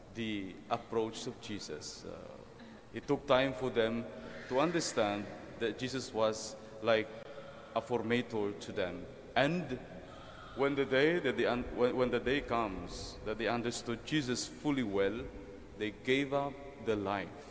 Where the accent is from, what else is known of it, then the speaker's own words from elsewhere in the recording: Mindoro, Mimaropa, Philippines; now in Quezon City, Philippines; when I was growing up in Mindoro